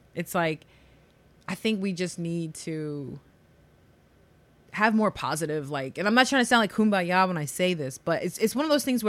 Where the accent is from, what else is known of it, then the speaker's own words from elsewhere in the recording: New York, United States; I'm from New York. I can tell you stories.